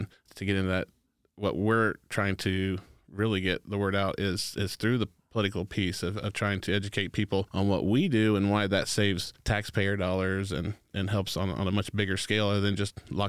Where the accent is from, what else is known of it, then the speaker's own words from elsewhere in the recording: Anderson, Indiana, United States; I was born and raised here in Anderson, Indiana. I went to high school, Highland. Both my parents were teachers.